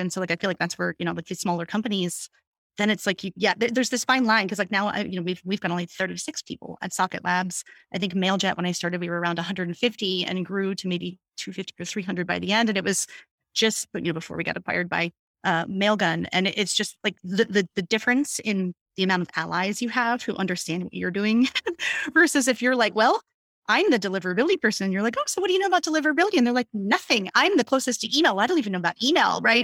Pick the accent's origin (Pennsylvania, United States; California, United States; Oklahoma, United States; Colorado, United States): Pennsylvania, United States; Hershey; also born or lived in Pittsburgh, Pennsylvania; I am born and raised in Pennsylvania, so I'm, I'm from, like, Hershey, Pennsylvania